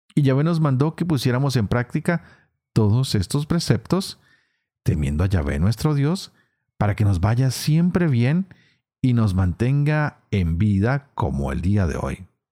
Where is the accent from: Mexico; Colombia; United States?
Colombia